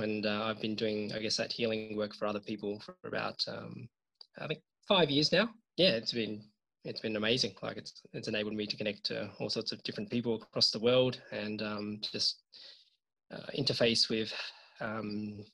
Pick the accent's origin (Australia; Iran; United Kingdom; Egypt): Australia; I was born in Australia, but my parents are from Hong Kong and China. So they moved here in the 1970s, to start a new life. And I was fortunate enough to be born in Australia. And I've lived here all my life.